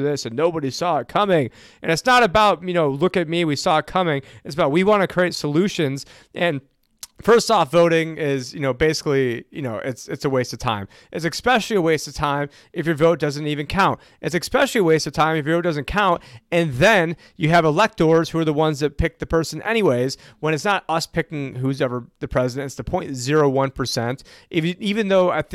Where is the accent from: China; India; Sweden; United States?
United States; Syracuse, New York; moved away; I'm originally from Syracuse, New York